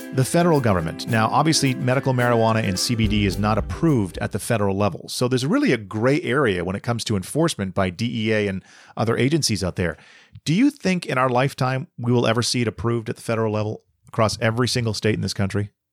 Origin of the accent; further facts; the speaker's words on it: Boston, Massachusetts, United States; moved away; I'm from Boston originally